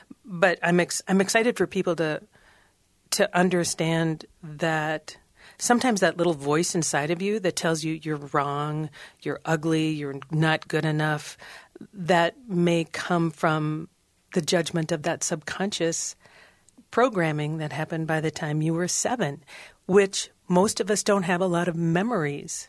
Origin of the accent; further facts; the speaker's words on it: Cambridge, Minnesota, United States; I grew up in Cambridge, Minnesota